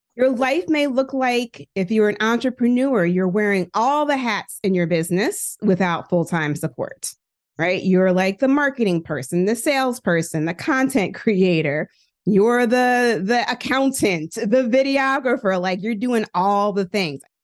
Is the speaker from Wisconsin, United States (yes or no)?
no; Philadelphia, Pennsylvania, United States; also born or lived in Hampton, Virginia / Indiana; I am from West Philadelphia, born and raised. I still live in Philly